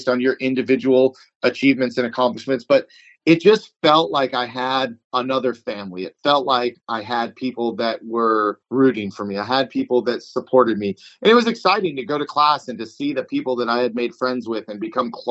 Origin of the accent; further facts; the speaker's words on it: Newbury Park, California, United States; also born or lived in Thousand Oaks, California; Bill Poet had a school in Newbury Park, California. That's my hometown.